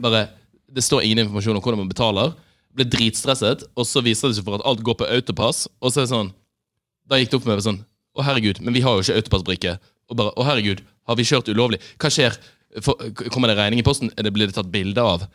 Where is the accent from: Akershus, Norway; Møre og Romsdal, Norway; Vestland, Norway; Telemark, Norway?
Vestland, Norway; Bergen; now in Oslo, Norway; Da jeg var hjemme i Bergen